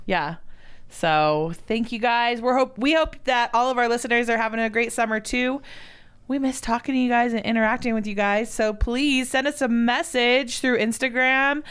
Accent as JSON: {"language": "English", "region": "Southern California", "country": "United States", "also_born_or_lived": "Oregon", "moved": "yes", "said": "I'm from Southern California"}